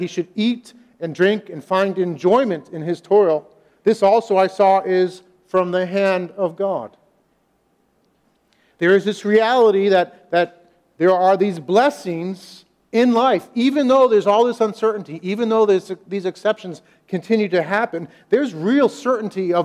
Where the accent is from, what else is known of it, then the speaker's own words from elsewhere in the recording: United States; us as American Christians